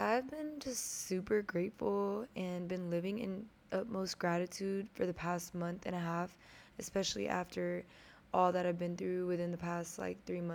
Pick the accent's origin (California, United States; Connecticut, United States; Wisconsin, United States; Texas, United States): Texas, United States; Houston; I'm from Houston, Texas